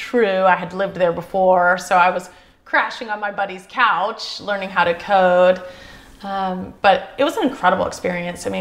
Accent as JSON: {"language": "English", "area": "Charlotte / Gaston County", "region": "North Carolina", "country": "United States", "tie": "born or raised there", "also_born_or_lived": "Chicago", "moved": "as an adult", "said": "I want to go back to Charlotte"}